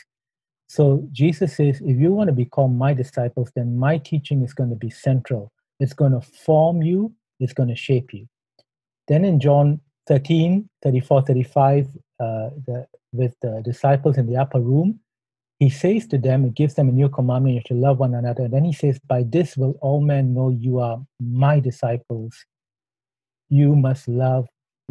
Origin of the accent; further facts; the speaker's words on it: Singapore; moved away as an adult; now in Thailand; I'm a Singaporean